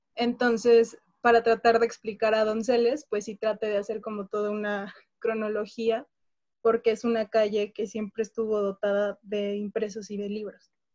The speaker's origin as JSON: {"language": "Spanish", "country": "Mexico", "said": "soy historiadora, soy mexicana"}